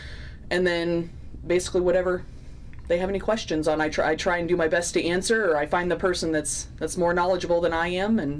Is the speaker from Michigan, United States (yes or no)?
no; northeast Indiana, United States; moved away as an adult; now in Miles City, United States; So I'm originally from Indiana, northeast part. Grew up on a very small farm, you know, a few acres.